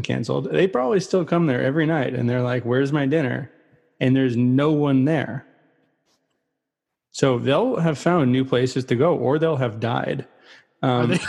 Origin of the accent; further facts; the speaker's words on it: 5 minutes from El Cerrito, California, United States; I am from 5 minutes away from El Cerrito